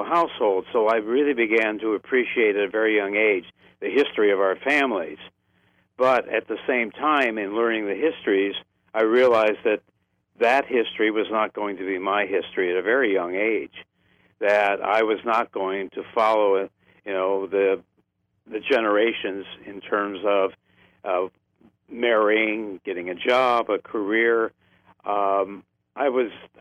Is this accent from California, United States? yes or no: no; Creston, Ohio, United States; I grew up in Ohio, where my family's been for 200